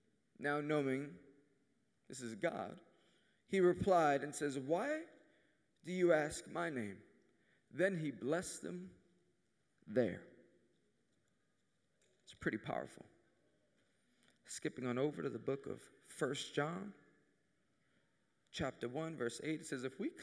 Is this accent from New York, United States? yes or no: yes; New York City, New York, United States; I'm from Queens, New York